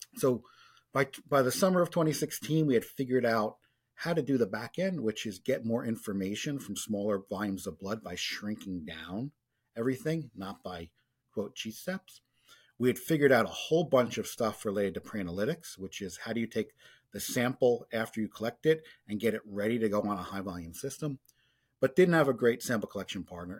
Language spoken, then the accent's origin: English; New York, United States; growing up in New York in the late eighties, early nineties